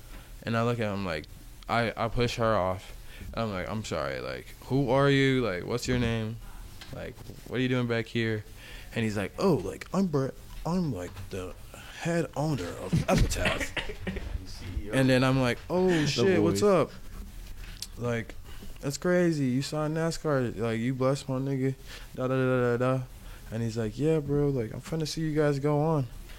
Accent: Charlotte, North Carolina, United States; born there; I was born here in Charlotte, North Carolina.

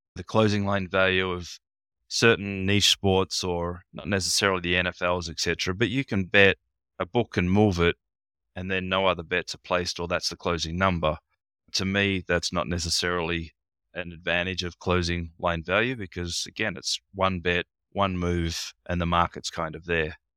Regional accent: Australia; also born or lived in Darwin; being in Australia

